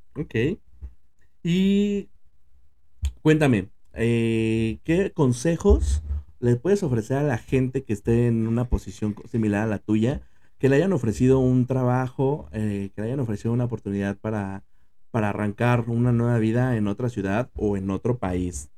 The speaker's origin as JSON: {"language": "Spanish", "region": "Mexico City", "country": "Mexico", "said": "Nosotros somos de la Ciudad de México"}